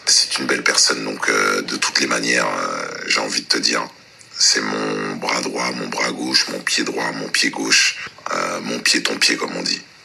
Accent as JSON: {"language": "French", "country": "France", "said": "on est vraiment des Français"}